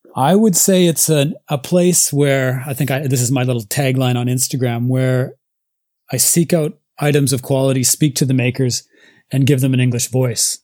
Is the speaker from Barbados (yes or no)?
no; Nelson, British Columbia, Canada; moved away as an adult; now in Japan; I'm originally from a little tiny town called Nelson in British Columbia, Canada